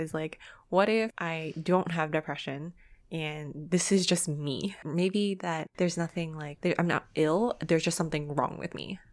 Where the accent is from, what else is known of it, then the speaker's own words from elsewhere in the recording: Canada; we are very privileged growing up in Canada